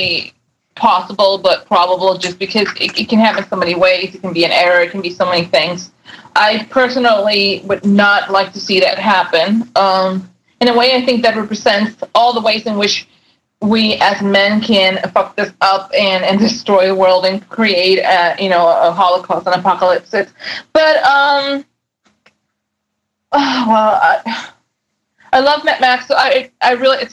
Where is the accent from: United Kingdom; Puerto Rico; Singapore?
Puerto Rico; San Juan; I'm from San Juan, Puerto Rico